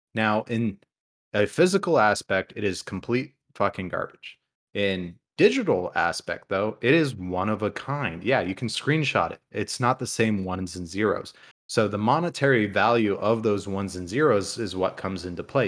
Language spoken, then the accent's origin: English; Toledo, Ohio, United States; I grew up in Toledo